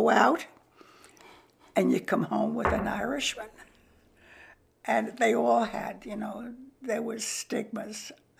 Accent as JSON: {"language": "English", "town": "New York City", "region": "New York", "country": "United States", "tie": "born or raised there", "said": "I grew up in Queens."}